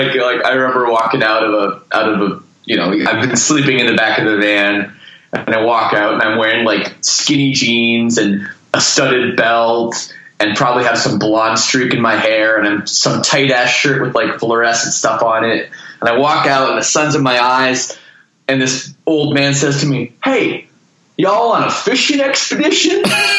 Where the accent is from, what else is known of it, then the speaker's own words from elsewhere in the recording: Toronto, Ontario, Canada; I'm from Toronto.